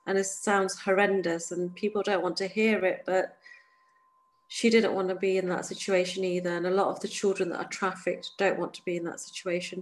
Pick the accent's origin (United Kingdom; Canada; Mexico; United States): United Kingdom; England; I'm born and raised in the United Kingdom, an hour away from London or two